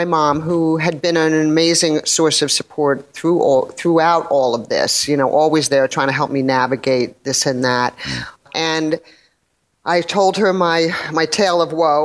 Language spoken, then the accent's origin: English; New York City, New York, United States; I grew up in New York City